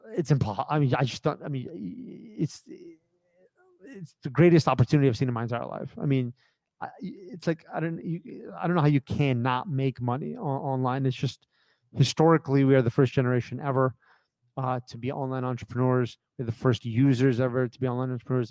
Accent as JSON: {"language": "English", "country": "United States", "tie": "born or raised there", "said": "I grew up in America"}